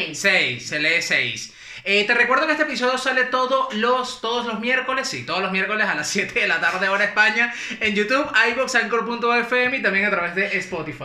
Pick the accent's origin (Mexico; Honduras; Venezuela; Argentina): Venezuela; Tinaquillo, Cojedes; yo soy de Tidequillo